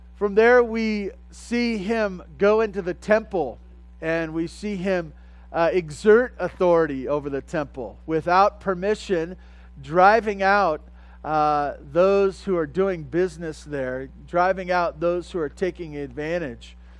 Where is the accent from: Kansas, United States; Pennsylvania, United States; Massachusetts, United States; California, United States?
California, United States; Southern; growing up in Southern California